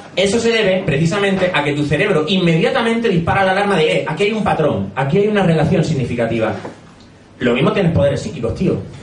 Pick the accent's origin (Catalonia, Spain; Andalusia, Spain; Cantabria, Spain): Andalusia, Spain; Granada; moved away as an adult; also born or lived in Madrid; Como habréis notado por el acento, soy de Granada, allí estudié psicología